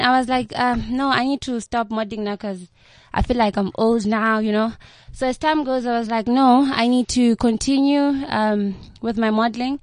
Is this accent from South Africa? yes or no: yes; Limpopo, South Africa; moved away; I'm from Limpopo